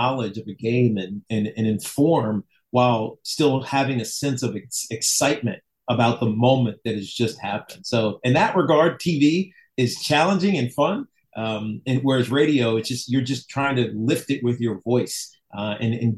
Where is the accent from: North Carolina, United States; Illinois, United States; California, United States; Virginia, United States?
Virginia, United States; Roanoke; moved away; I was from Roanoke and my mom and dad were Hokies